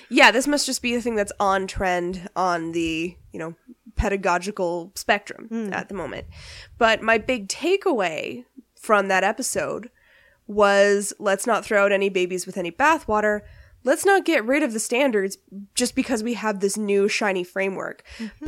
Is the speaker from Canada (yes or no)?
yes; Canada; being Canadian